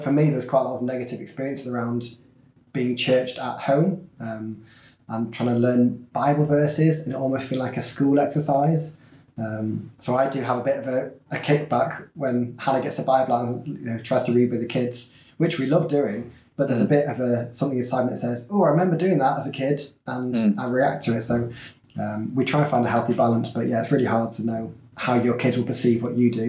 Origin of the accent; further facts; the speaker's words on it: Leeds, Yorkshire and the Humber, United Kingdom; moved away as an adult; now in Liverpool, United Kingdom; I grew up in Leeds